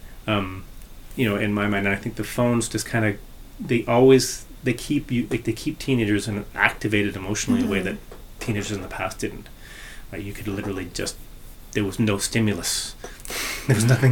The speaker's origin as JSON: {"language": "English", "town": "Toronto", "region": "Ontario", "country": "Canada", "tie": "born or raised there", "also_born_or_lived": "Lower Mainland, British Columbia", "moved": "yes", "said": "I grew up in Ontario and I grew up in Toronto"}